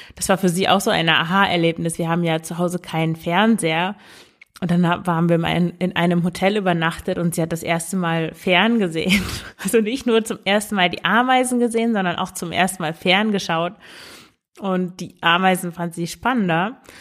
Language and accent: German; Emsland, Lower Saxony, Germany; Ich komme ja aus dem Emsland